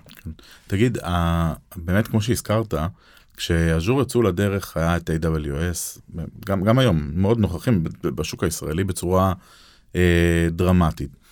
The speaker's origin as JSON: {"language": "Hebrew", "country": "Israel"}